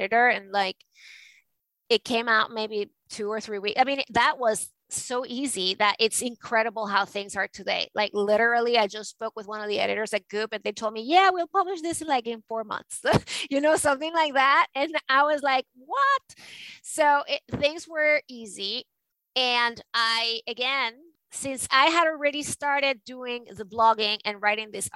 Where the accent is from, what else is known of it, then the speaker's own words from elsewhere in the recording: Venezuela; now in New York, United States; I am from Venezuela